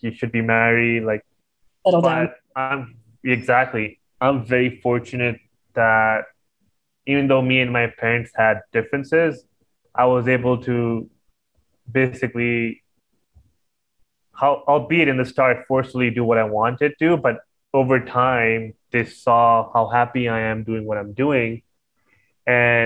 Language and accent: English; Pakistan; I'm Pakistani